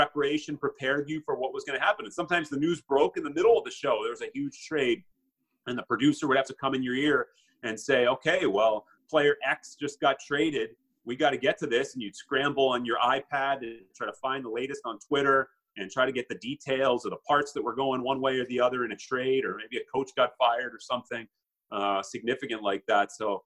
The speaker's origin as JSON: {"language": "English", "town": "Pittsburgh", "region": "Pennsylvania", "country": "United States", "tie": "born or raised there", "also_born_or_lived": "New York", "moved": "as an adult", "said": "Pittsburgh, obviously my hometown and the city that I truly love more than any, and my family is here"}